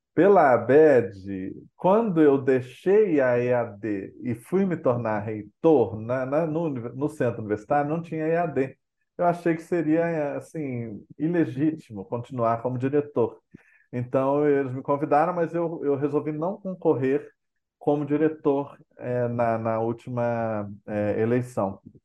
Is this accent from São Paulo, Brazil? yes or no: no; Belo Horizonte, Minas Gerais, Brazil; moved away as an adult; also born or lived in Brasília; cresci em Belo Horizonte